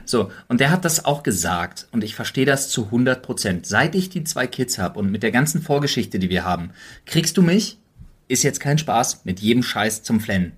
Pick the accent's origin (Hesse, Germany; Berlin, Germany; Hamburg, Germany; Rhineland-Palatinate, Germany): Berlin, Germany; als Berliner